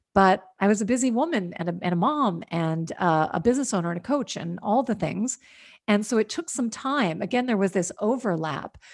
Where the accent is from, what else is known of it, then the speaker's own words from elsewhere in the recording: Washington, District of Columbia, United States; also born or lived in New York; now in California, United States; I grew up in Washington, D C